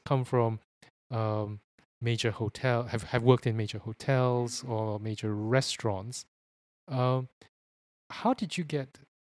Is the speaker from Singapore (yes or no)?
yes; Singapore; I come from Singapore